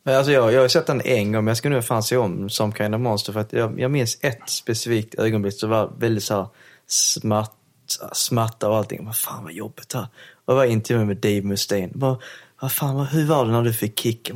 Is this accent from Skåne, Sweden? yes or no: yes; Helsingborg, Skåne, Sweden; jag förstår danska eftersom jag är från Helsingborg